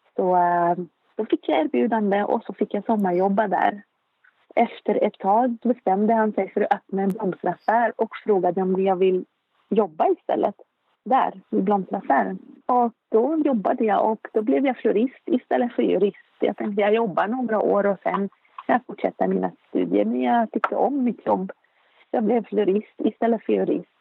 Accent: Beirut, Beirut Governorate, Lebanon; Swedish is a second language; moved away as an adult; now in Uppsala, Sweden; Jag är född i Beirut, som sagt, i Libanon. Jag är uppväxt i en mycket företagsam eh, familj

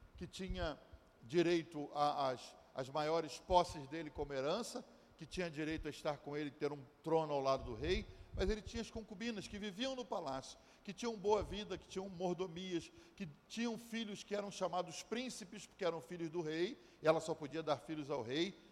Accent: Brazil; now in United States; eu sou brasileiro

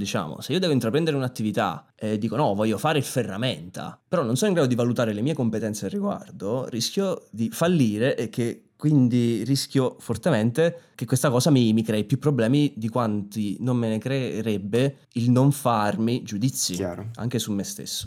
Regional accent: Naples, Campania, Italy; sono napoletano

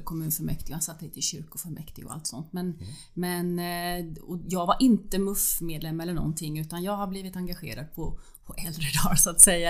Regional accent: Tranås, Jönköping County, Sweden; moved away as an adult; also born or lived in Nässjö, Sweden; now in Ystad, Sweden; Jag var uppvuxen i Tranås men det är ju samma län. Det är Jönköpings län det också.

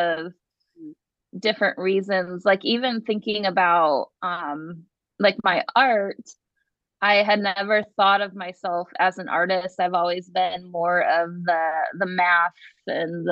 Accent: Ohio, United States; moved away; I grew up in Ohio, and in Ohio there's a lot of Nazarene churches

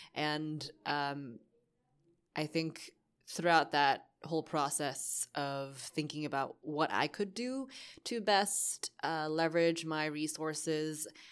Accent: Boston, Massachusetts, United States; moved away as an adult; also born or lived in New York; now in Hong Kong; I was born in Boston

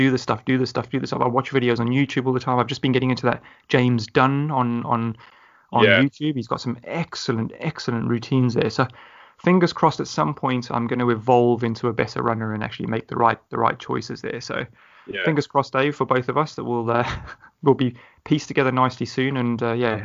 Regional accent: South Africa; being South African myself

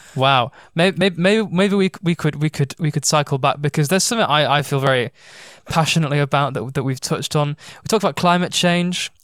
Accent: United Kingdom

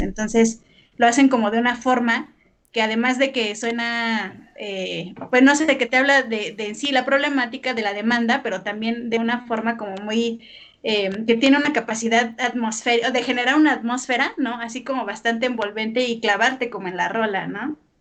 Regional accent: Mexico; somos mexicanos

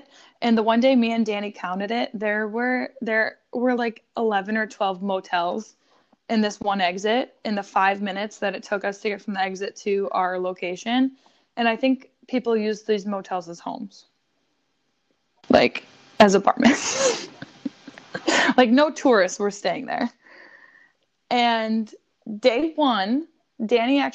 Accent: Buffalo, New York, United States; We are from Buffalo, New York

